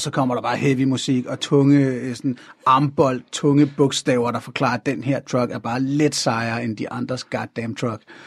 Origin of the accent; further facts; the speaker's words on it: North Zealand, Capital Region of Denmark, Denmark; Jeg er sådan født og opvokset i Nordsjælland i 80'erne